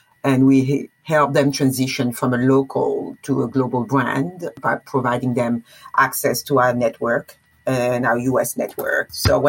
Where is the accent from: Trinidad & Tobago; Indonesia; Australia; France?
France; Poitiers, Nouvelle-Aquitaine; English is a second language; moved away as an adult; also born or lived in New York, United States; now in Westchester, New York, United States; I was born and raised in Poitiers, a small city in the west of France. And I've been living in New York for more than 20 years. I consider myself actually a true New Yorker. I am an American citizen